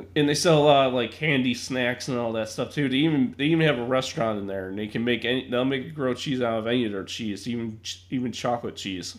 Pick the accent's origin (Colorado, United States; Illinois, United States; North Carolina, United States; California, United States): Illinois, United States; Chicago; also born or lived in Ohio; me being a Chicagoan